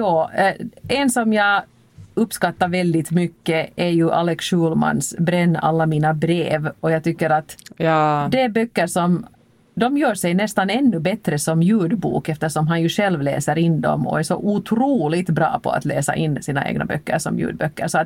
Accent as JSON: {"language": "Swedish", "town": "Helsinki", "region": "Uusimaa", "country": "Finland", "tie": "born or raised there", "said": "att upptäcka min hemstad på det här sättet."}